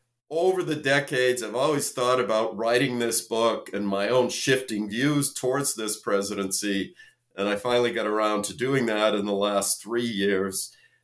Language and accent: English; Massachusetts, United States; I grew up in Massachusetts in a Kennedy worshiping family.